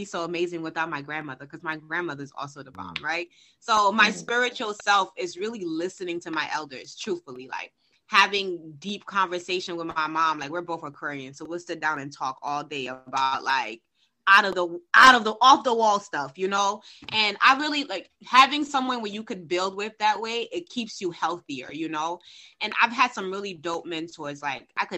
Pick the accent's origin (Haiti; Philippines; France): Haiti; I'm from Haiti, and I believe the power of my ancestors reside deep inside of me